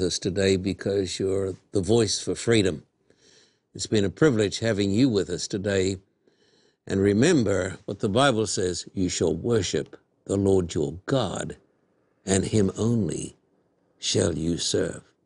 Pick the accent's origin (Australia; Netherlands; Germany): Australia; moved away; when I was a boy growing up in Australia